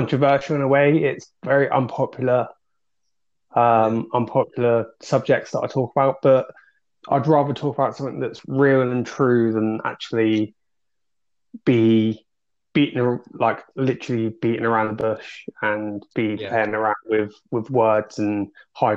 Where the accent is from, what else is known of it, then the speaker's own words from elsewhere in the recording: Dorset, South West England, United Kingdom; also born or lived in Manchester; now in Peterborough, United Kingdom; I'm originally from Dorset, but I now live in Peterborough